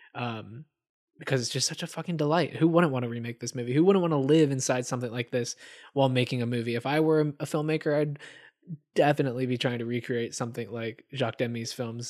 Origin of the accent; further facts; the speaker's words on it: Atlanta, Georgia, United States; I'm originally from Atlanta, Georgia